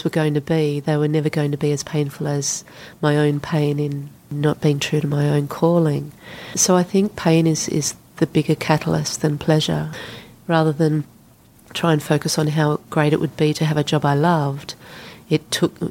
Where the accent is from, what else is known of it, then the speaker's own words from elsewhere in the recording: Australia; moved away as an adult; also born or lived in Sydney; I went into a bank in my hometown and I said to them, I want a job in Sydney with your bank